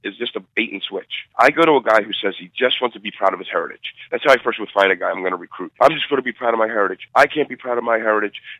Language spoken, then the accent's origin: English; Philadelphia, Pennsylvania, United States; I was from Philly and I was more of a city kid